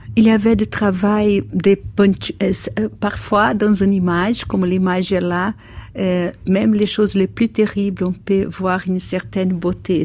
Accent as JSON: {"language": "French", "country": "Brazil", "second_language": "French", "said": "je viens du Brésil"}